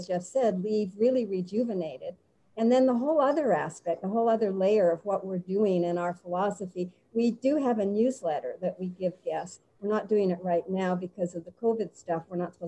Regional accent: Winnipeg, Manitoba, Canada; moved away as an adult; I'm from Winnipeg, Canada

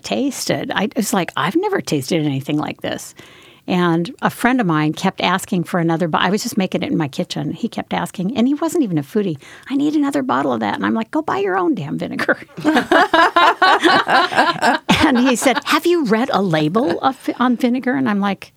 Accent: Wyoming, United States; I grew up in Wyoming

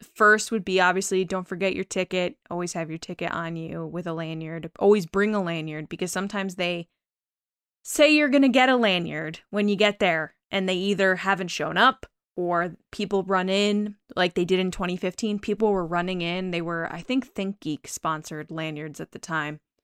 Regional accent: Connecticut, United States; I'm from Connecticut

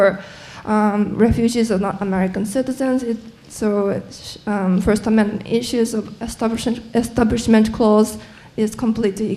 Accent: Japan; moved away; I'm originally from Japan.

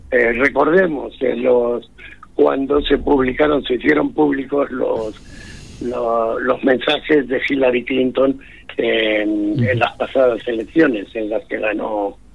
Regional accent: Madrid, Community of Madrid, Spain; yo soy madrileño

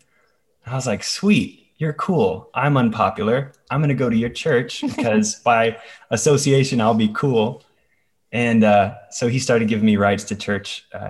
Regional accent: the South, United States; I grew up in the Bible Belt in America. And so everybody is just, we're born Christian because we're American and this is the South.

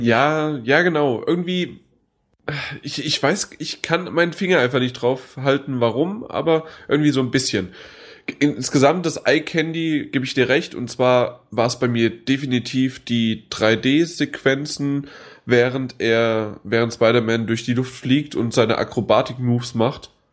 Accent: Frankfurt, Hesse, Germany; bei uns in Frankfurt

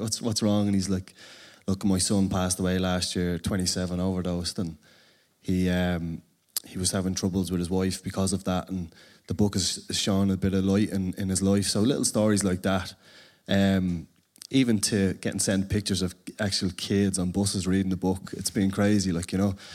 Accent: Dublin, Leinster, Ireland; for me, growing up in Ballymore

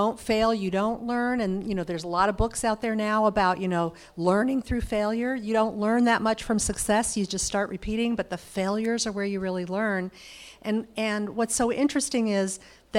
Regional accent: California, United States; I'm from California

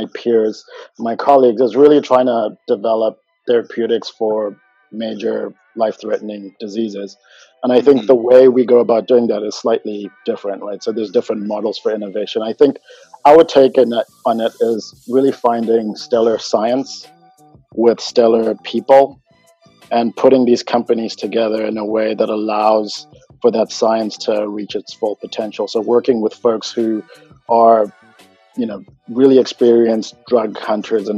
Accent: Zimbabwe; moved away as an adult; now in United States; I'm originally from Zimbabwe, and my parents were really all about education

